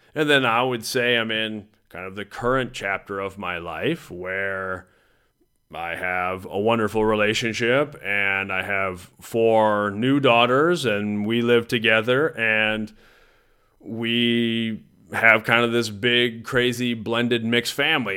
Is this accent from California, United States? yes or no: no; Mason City, Iowa, United States; I grew up in Mason City, Iowa. That's where I was born.